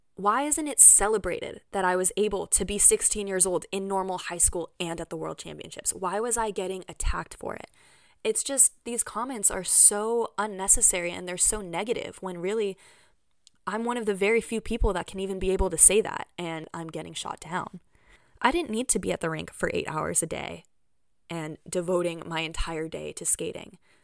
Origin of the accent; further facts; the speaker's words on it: Bay Area, California, United States; my hometown in the Bay Area